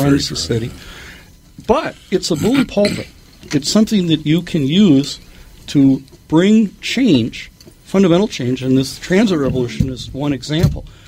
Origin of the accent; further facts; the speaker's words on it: Minneapolis, Minnesota, United States; South Minneapolis. Uh, uh, still living in the house that I was brought home